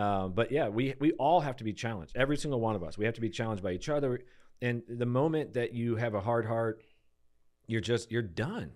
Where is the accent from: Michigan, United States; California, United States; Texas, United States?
Michigan, United States; Detroit; moved away; I grew up on such flat, Detroit